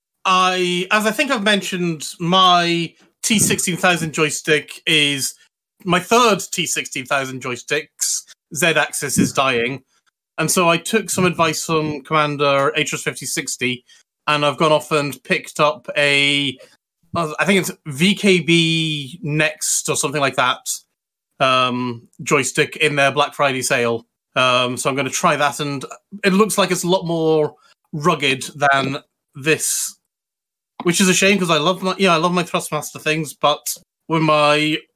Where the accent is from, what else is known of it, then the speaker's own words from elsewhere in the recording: Scotland, United Kingdom; they need to actually understand that I'm actually Scottish, even though I don't have a very Scottish accent.